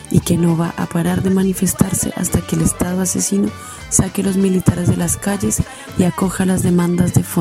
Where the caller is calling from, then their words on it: Chile; desde la dictadura chilena para la Radio Mandinga.